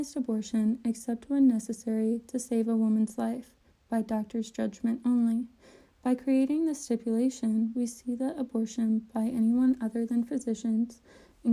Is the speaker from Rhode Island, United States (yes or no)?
no; Georgia, United States; I'm from Georgia